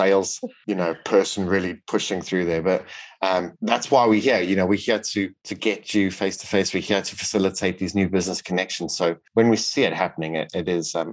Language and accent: English; South Africa; now in United Kingdom; I grew up in South Africa